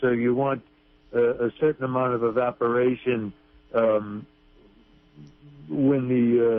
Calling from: Piercy, California, United States; I am calling from Piercy.

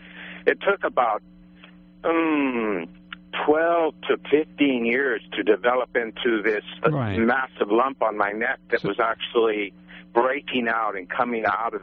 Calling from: Blocksburg, California, United States; I'm from Blocksburg area.

